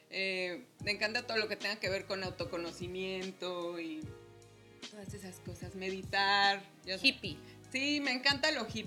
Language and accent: Spanish; Mexico City, Mexico; Soy chilanga